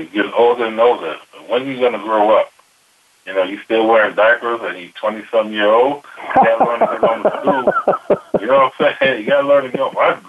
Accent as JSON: {"language": "English", "town": "Chicago", "region": "Illinois", "country": "United States", "tie": "born or raised there", "also_born_or_lived": "Philadelphia", "moved": "as an adult", "lives_now": "Denver, United States"}